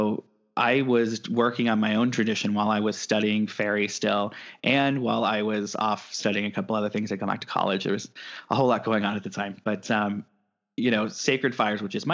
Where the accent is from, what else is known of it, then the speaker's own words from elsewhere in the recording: Midwest, United States; now in California, United States; I'm from the Midwest